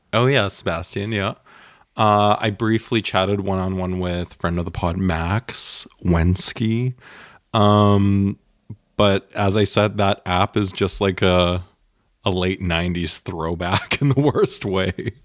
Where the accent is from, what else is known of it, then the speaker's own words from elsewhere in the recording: Canada; now in Germany; I grew up in Canada